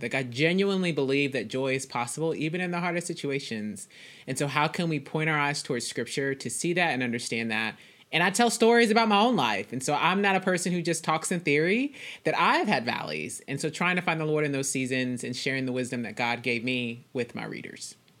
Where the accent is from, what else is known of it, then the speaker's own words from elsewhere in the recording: Dallas, Texas, United States; I am from Dallas, Texas. I currently live in Dallas